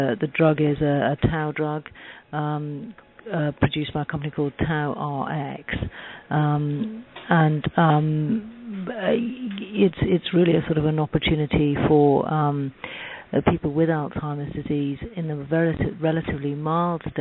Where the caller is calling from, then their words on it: London, United Kingdom; I'm calling from Recognition Health in London.